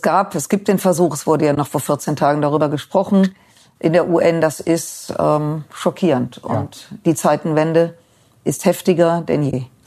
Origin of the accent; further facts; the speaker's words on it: Germany; ich werde als Deutsche